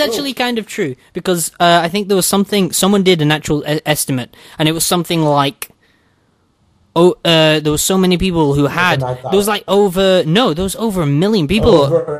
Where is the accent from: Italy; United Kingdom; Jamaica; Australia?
United Kingdom; even though I'm British.